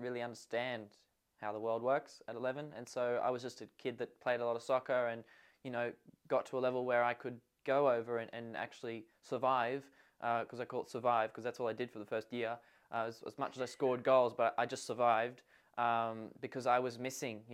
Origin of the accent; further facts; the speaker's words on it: Hervey Bay, Queensland, Australia; I'm just a nobody from a small little farm town, a place called Harvey Bay